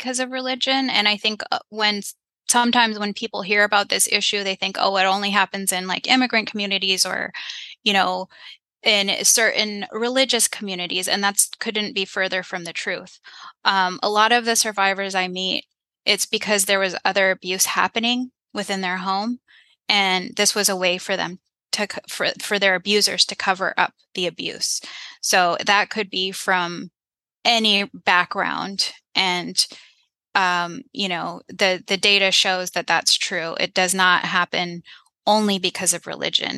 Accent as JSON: {"language": "English", "country": "United States", "tie": "born or raised there", "said": "I was born here in the United States"}